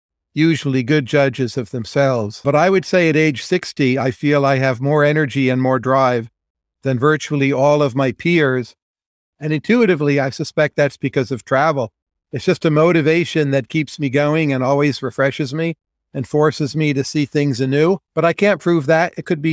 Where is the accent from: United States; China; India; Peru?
India; so growing up in India, you're required to crack all these cultural codes.